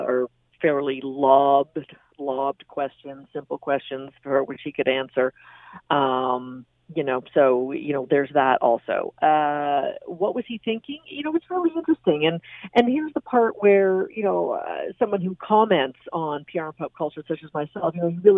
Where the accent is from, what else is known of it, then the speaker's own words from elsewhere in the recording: Canada; as a Canadian